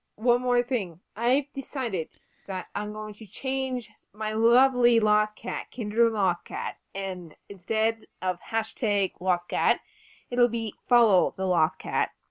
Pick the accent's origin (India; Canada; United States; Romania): Canada; We're Canadian.